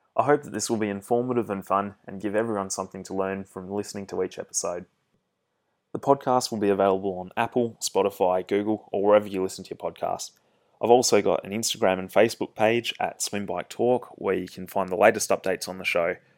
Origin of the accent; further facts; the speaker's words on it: Perth, Western Australia, Australia; I'm a triathlete from Perth in Western Australia